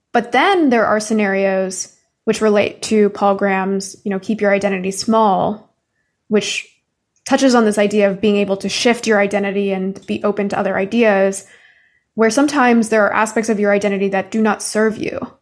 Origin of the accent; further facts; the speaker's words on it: Canada; now in United States; I'm Canadian